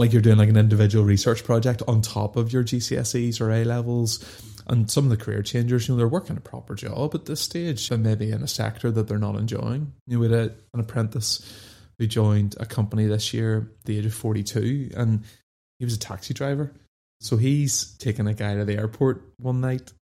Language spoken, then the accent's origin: English; Dundonald, Northern Ireland, United Kingdom; I grew up just outside Belfast in a place called Dundonald